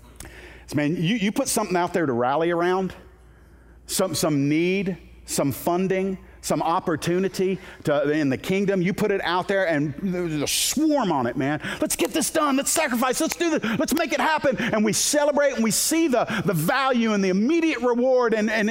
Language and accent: English; Miami, Florida, United States; born there; I was born in Miami, Florida, June 16th, 1970, in Homestead Air Force Base.